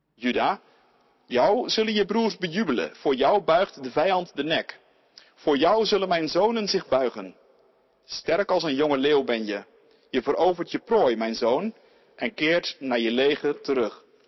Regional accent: Ouderkerk aan den IJssel, South Holland, Netherlands; In het eh, dorp waar ik opgroeide, Oude Kerk aan de IJssel

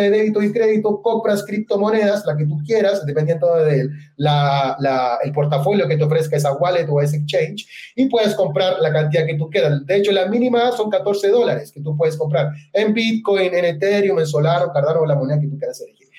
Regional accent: Chile; moved away as an adult; also born or lived in Puerto Montt, Chile / central Chile; now in Medellín, Colombia; yo soy chileno, tengo 36 años de edad. Soy nacido en la ciudad de Puerto Montt, en, Chile, es el sur de mi país

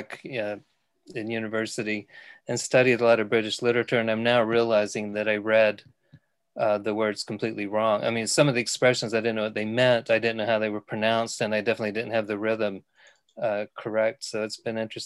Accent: Texas, United States; moved away as an adult; now in New Mills, United Kingdom; I'm from Texas. I taught philosophy at a community college there until 2016 when I retired.

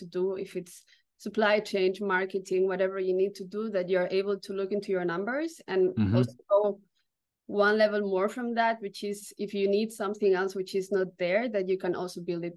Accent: Barcelona, Catalonia, Spain; now in Berlin, Germany; I'm originally from Barcelona in Spain, but located in Berlin for a long time.

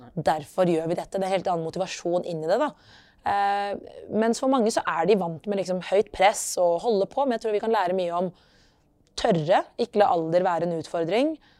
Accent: Oslo, Norway; also born or lived in Lillehammer / South Africa; født og oppvokst i Oslo. Ehm, bakgrunn fra opprinnelse fra Eritrea, men er født på Løkka.

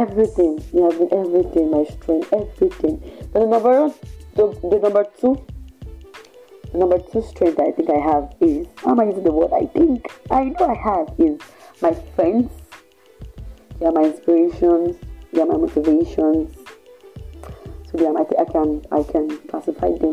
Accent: Ibadan, Oyo, Nigeria; also born or lived in Ondo State; born and bred in Ibadan from Ondo State

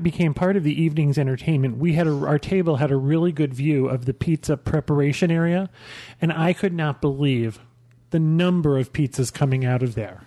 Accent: Albany, New York, United States; moved away; I'm from Albany, New York, and we used to have a place called the Inferno.

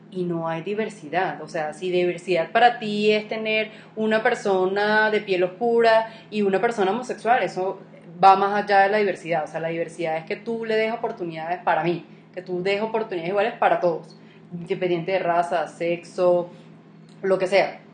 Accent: Venezuela; moved away as an adult; now in Colombia; ese es mi país, ¿me entiendes? Es donde yo nací, mis raíces, todo, o sea, yo me fui obligada

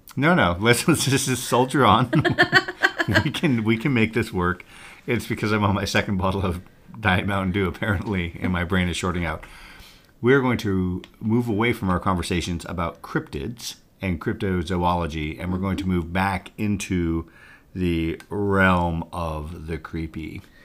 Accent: Montana, United States; now in St. Joseph, United States; I grew up in Montana

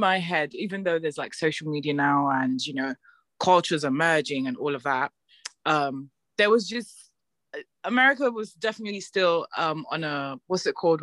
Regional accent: Nigeria; moved away as an adult; now in London, United Kingdom; living on and growing up in Nigeria

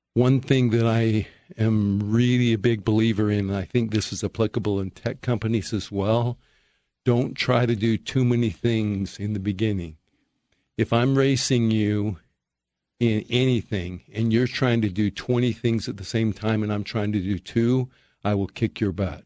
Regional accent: Perry, Utah, United States; I grew up in Perry, Utah

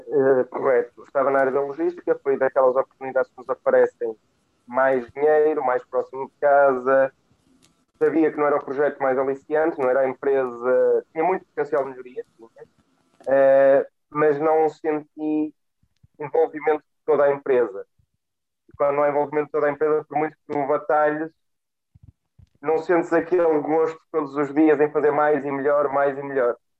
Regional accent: Guimarães, Braga, Portugal; eu cresci em Guimarães, mais concretamente em Pidém, um meio completamente industrializado com o têxtil.

